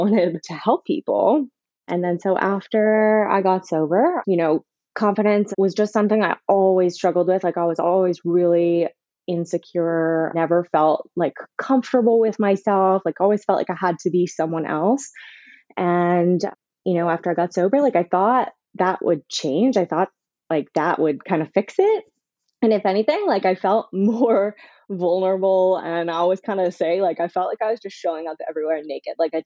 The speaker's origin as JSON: {"language": "English", "country": "Canada", "also_born_or_lived": "South Florida", "moved": "as an adult", "lives_now": "Florida, United States", "said": "I'm from Canada originally, but I've been living in South Florida for about 5 years"}